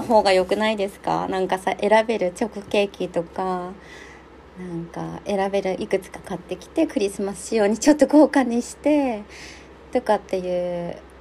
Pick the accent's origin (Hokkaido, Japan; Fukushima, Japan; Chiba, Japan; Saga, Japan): Hokkaido, Japan; Nemuro; also born or lived in Sapporo; 出身が私も根室っていうすっごい右端の、あの、全員学者見したらちぎれちゃうような、 何もない場所、生まれなんですけど、私は中学校から札幌にずっといた